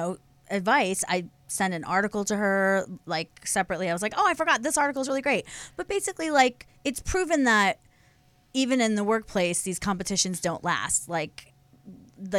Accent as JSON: {"language": "English", "town": "Philadelphia", "region": "Pennsylvania", "country": "United States", "accent": "Philly", "said": "We're from Philly. That's a Philly accent"}